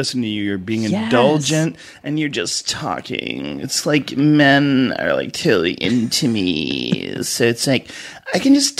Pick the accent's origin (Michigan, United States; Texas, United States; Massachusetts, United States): Massachusetts, United States; Boston; accent: Boston; I grew up in Boston, and Boston has a very disgusting accent.